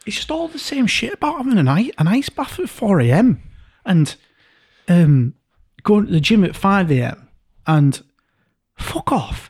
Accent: Yorkshire and the Humber, United Kingdom; two blokes, you know, from Yorkshire, you're from East, I'm from North

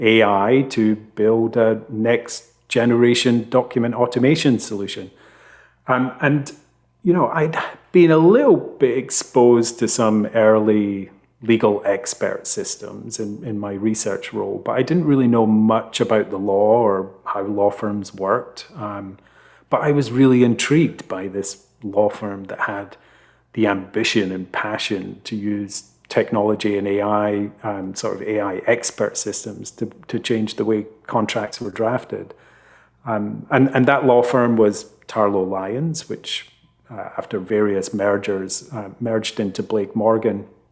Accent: Scotland, United Kingdom; They're local to me where I grew up in Fife.

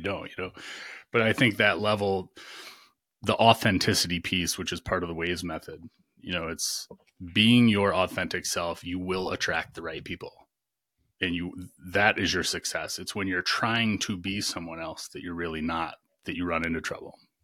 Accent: Michigan, United States; also born or lived in Virginia; now in North Carolina, United States; I grew up in Michigan

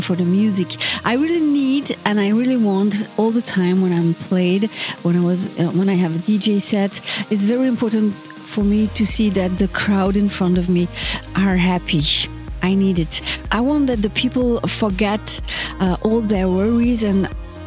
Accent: Belgium; also born or lived in Brussels; I'm from Belgium, I live in Brussels

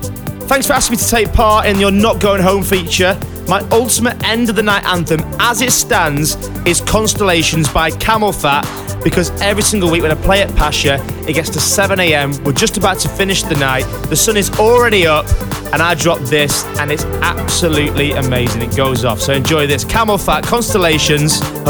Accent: Lytham, North West England, United Kingdom; now in London, United Kingdom; Also good to see you in my hometown a couple of weeks ago in Lytham

